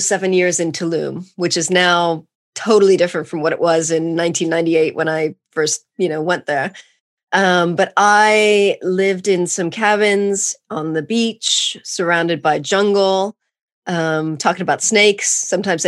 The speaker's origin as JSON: {"language": "English", "region": "California", "country": "United States", "tie": "born or raised there", "also_born_or_lived": "Spain / Costa Rica / Mexico / Chile", "moved": "as an adult", "said": "growing up in California, I learned Latin American Spanish"}